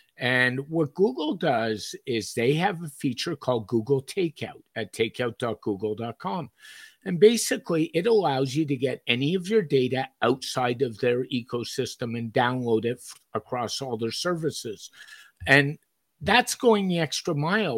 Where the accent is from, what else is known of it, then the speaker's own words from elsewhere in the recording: Montreal, Quebec, Canada; when I grew up in Montreal